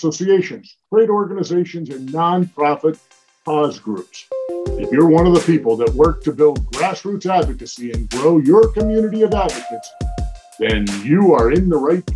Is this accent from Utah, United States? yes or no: no; Arizona, United States; a fellow Arizonan